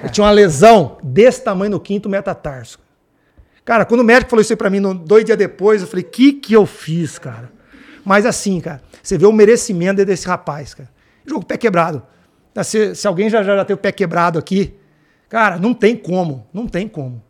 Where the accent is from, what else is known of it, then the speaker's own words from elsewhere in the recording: Campinas, São Paulo, Brazil; sou de Campinas, trabalhei na, na Ponte Preta